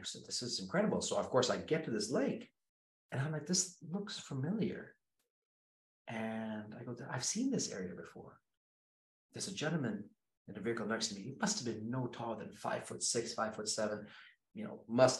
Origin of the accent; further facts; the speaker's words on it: Kenya; Born and raised in Kenya, so which means I grew up in the jungle.